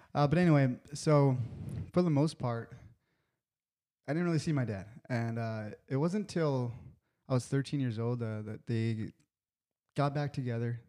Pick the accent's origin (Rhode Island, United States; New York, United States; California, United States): California, United States; National City; I grew up in National City, California